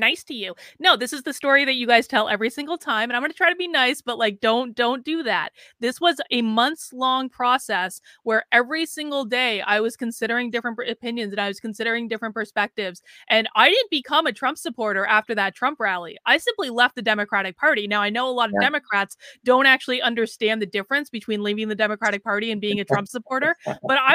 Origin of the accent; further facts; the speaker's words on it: Vermont, United States; I grew up in Vermont